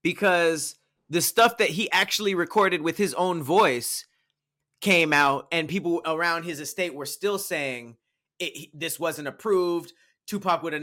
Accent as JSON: {"language": "English", "town": "Los Angeles", "region": "California", "country": "United States", "said": "I'm from Los Angeles"}